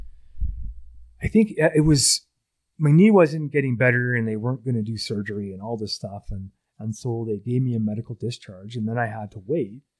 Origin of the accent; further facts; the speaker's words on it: United States; moved away as an adult; now in Canada; As a American, I was born there